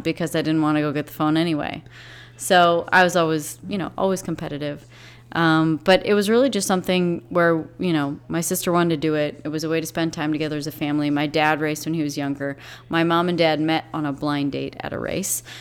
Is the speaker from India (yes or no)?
no; South Beloit, Illinois, United States; also born or lived in England; I was born in Beloit, Wisconsin, but we grew up in South Beloit, Illinois